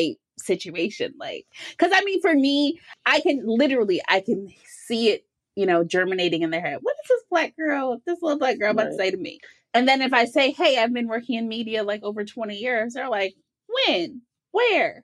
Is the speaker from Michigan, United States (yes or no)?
yes; Detroit, Michigan, United States; my hometown of Detroit, Michigan